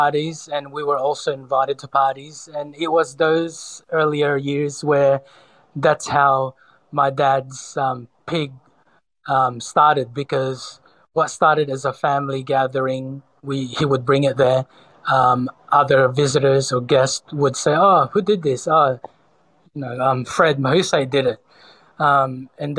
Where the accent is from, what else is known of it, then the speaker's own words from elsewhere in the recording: Sydney, New South Wales, Australia; also born or lived in Cebu, Philippines; I was born in the Philippines in Cebu, but I was, for the most part, raised in Sydney from the age of 10 or 11